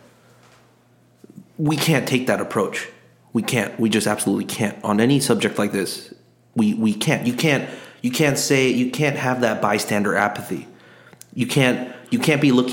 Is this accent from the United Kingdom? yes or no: no; South Korea; moved away as an adult; now in United States; I didn't grow up here. I grew up overseas. I grew up in Korea.